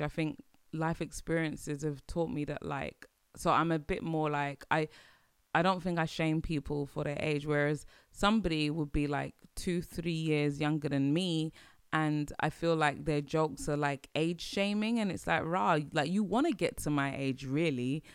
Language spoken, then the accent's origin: English; London, United Kingdom; as British people, as Londoners, as British people